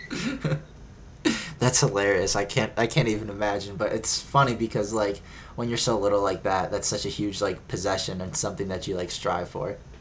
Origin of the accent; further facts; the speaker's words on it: Cleveland, Ohio, United States; We're both from Cleveland